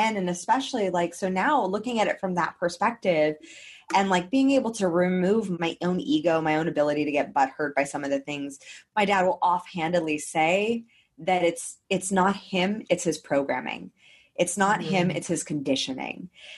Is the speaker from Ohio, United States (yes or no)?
no; Los Angeles, California, United States; now in Queensland, Australia; Especially someone from my hometown.